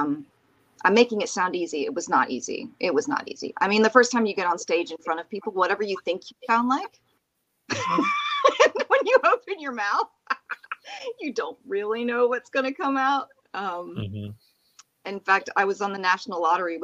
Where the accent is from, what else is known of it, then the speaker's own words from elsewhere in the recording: Plant City, Florida, United States; I grew up in Plant City, Florida